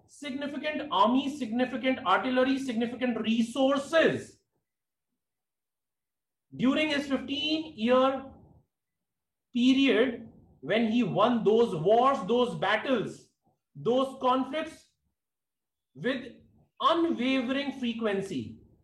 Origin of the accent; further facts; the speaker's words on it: India; as an Indian